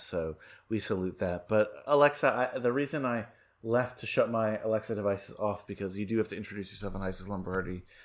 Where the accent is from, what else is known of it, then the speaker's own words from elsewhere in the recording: New Jersey, United States; I grew up in New Jersey